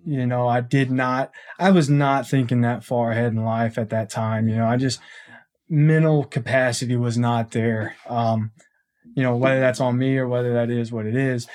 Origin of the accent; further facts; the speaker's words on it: Conroe, Texas, United States; I grew up here in Conroe.